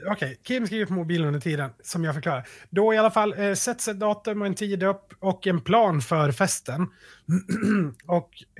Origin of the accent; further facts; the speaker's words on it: Sweden; vi som svenskar